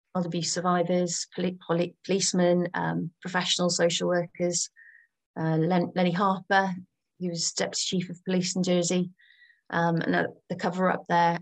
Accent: Gloucestershire, South West England, United Kingdom; moved away; also born or lived in Channel Islands; I'm from Gloucestershire

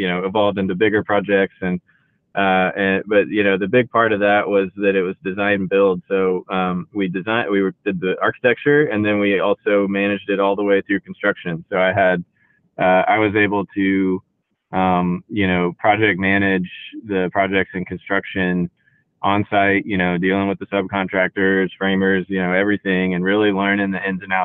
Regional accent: Houston, Texas, United States; now in Austin, United States; I grew up in Houston

